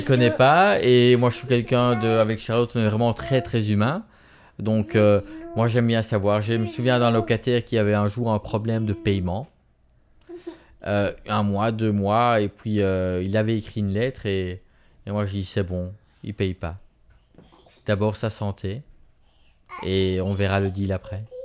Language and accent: French; Belgium; accent: Belgian; moi en Belgique